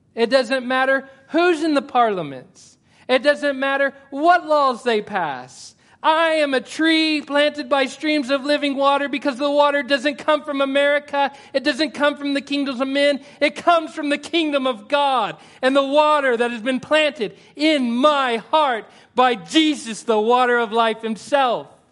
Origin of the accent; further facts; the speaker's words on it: United States; I'm American.